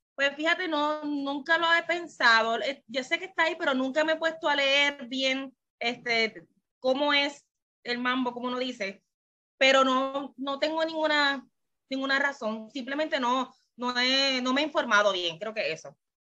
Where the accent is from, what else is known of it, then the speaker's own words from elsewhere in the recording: Puerto Rico; soy de Puerto Rico